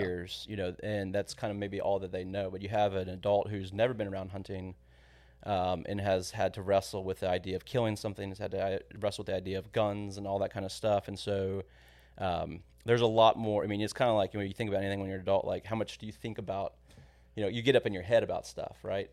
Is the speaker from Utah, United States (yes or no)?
no; San Antonio, Texas, United States; moved away as an adult; also born or lived in College Station; I grew up in San Antonio, but grew up going to the ranch every weekend pretty much